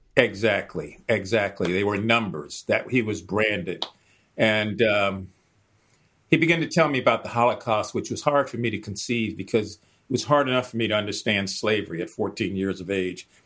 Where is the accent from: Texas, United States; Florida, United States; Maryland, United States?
Maryland, United States; Baltimore; when I was a teenager growing up in West Baltimore